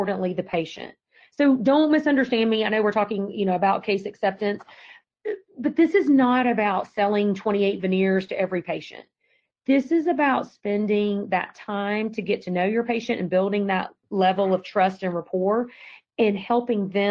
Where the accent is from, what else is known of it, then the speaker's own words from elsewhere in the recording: Georgia, United States; accent: Georgia accent; moved away as an adult; now in Virginia, United States; I've been in Virginia 19 years and I still have not lost my Georgia accent